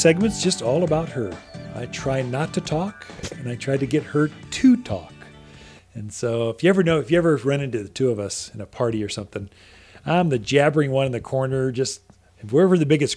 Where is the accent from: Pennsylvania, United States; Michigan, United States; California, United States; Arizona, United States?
Arizona, United States; Prescott; We're all from Prescott, Arizona